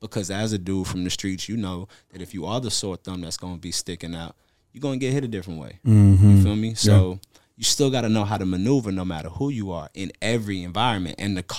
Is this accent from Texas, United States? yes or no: yes; Houston, Texas, United States; also born or lived in Virginia; So everywhere I went, I was from Houston. Mm. But I was born in Virginia.